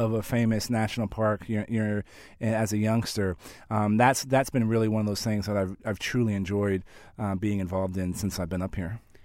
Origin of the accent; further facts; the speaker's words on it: San Antonio, Texas, United States; San Antonio, which is my, my hometown, home of the San Antonio Spurs